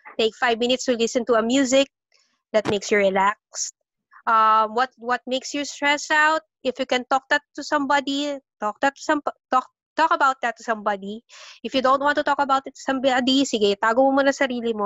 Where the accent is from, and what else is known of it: Philippines